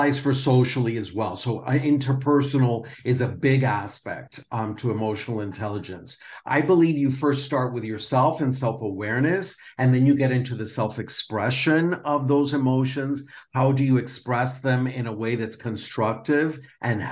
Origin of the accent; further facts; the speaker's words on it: Miami, Florida, United States; moved away as an adult; also born or lived in Perth, Australia; now in Spain; I'm a native from Miami, and I have lived in a couple different places in the world that I also call home, like Perth, Australia, and now Spain.